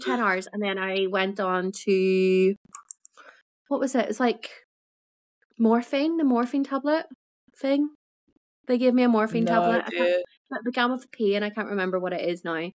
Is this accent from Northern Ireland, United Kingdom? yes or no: yes; Belfast, Northern Ireland, United Kingdom; now in Yorkshire, United Kingdom